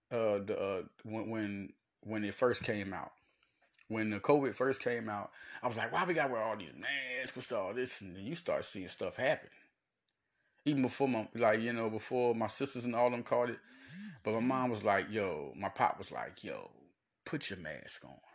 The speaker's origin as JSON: {"language": "English", "country": "United States", "said": "It's a gift and a curse being an American"}